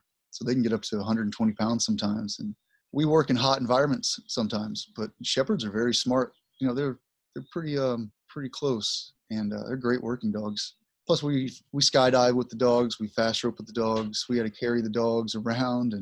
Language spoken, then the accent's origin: English; Southeast Texas, United States; I was born and raised in Texas, Southeast Texas